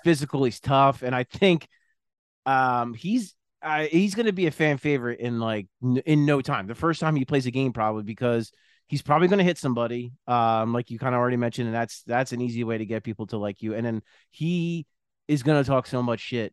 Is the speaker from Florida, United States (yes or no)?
no; New Jersey, United States; also born or lived in West Philadelphia; I grew up in South Jersey. My parents are both from South Philly.